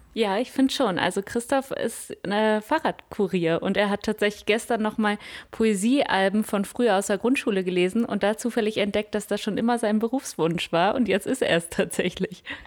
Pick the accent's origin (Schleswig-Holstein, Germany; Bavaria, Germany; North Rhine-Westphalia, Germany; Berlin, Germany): North Rhine-Westphalia, Germany; Münster; now in Rostock, Germany; Ich komme aus Münster